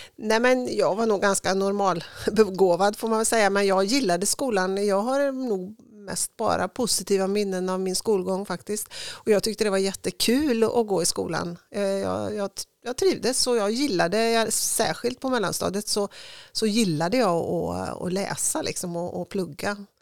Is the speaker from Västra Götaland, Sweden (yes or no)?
yes; Tidaholm, Västra Götaland, Sweden; also born or lived in Uddevalla / Härnösand; Jag är född i Uddevalla men jag är uppvuxen i Tidaholm får man väl säga